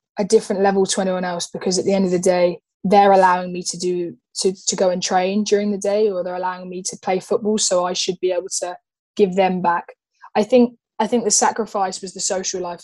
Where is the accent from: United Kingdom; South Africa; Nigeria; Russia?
United Kingdom; England; I'm as English as I am Irish. Yes, I've lived in England